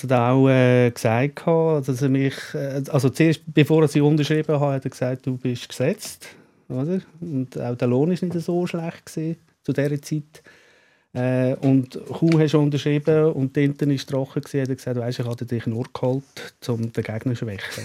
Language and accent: German; Switzerland; ich als Schweizer Schweizer mit keinem äh, österreichischen, mhm. italienischen, deutschen Pass